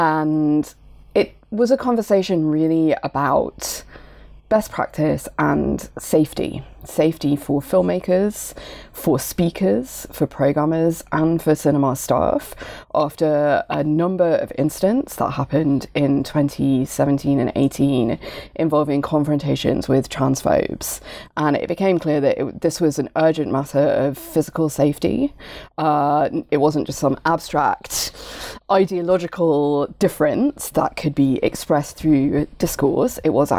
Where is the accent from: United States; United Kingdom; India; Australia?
United Kingdom; I'm a member of queer feminist film curation collective Club des Femmes, although we are British, not French.